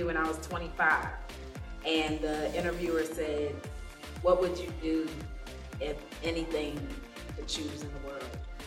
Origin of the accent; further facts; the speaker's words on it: Lagos, Nigeria; moved away; I was born in Nigeria, Lagos, Nigeria. Shout out, Lagos.